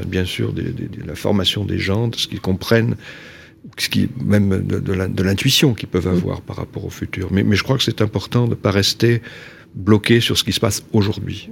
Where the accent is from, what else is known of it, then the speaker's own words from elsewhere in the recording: Nouvelle-Aquitaine, France; je travaille en région Aquitaine, qui est ma région d'origine